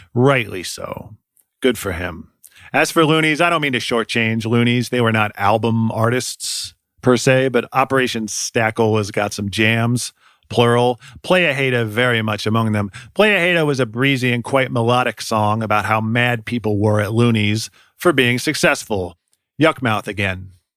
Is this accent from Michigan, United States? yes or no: no; Ohio, United States; moved away as an adult; also born or lived in Oakland, California; I grew up mostly in Ohio and live here again now, but I moved to Oakland, California in two thousand three